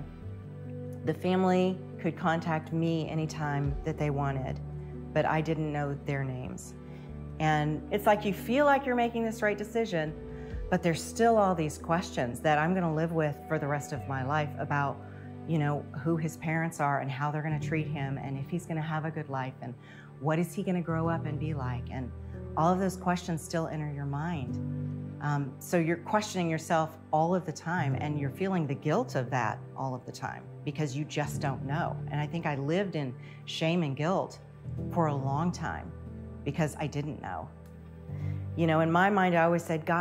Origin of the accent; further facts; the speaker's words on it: Lexington, Kentucky, United States; moved away as an adult; also born or lived in Ohio; Lexington, my hometown